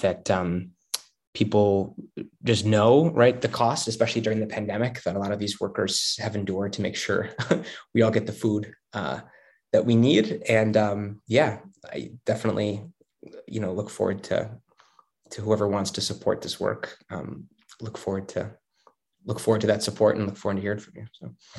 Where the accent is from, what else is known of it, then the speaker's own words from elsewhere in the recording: Chicago, Illinois, United States; I'm from Chicago originally, uh, and I come from um, sort of a, a middle class neighborhood that has a lot of union workers, a lot of city workers.